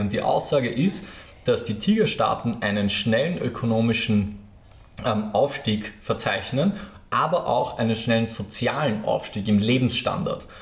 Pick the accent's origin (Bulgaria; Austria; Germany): Austria; Lower Austria; now in Vienna, Austria; ich bin ja selber Niederösterreicher